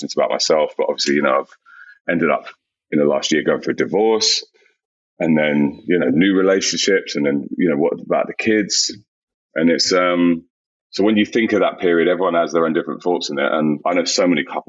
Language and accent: English; London, United Kingdom; growing up in South London, the school I went to, was very multicultural